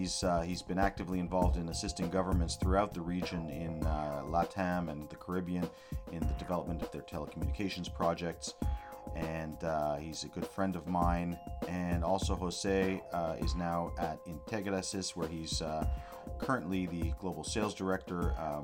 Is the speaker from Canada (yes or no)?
yes; Canada; We have a strong kinship, you know, me being a Canadian Jew and them being Mexicans living in the States, living in Mexico.